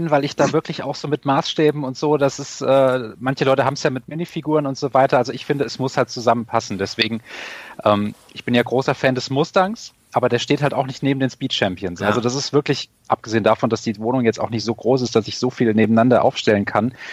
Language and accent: German; Hesse, Germany; ich als, äh, sage ich mal, als Hesse und hier im Frankfurter Gebiet wohnend ist das natürlich der Gag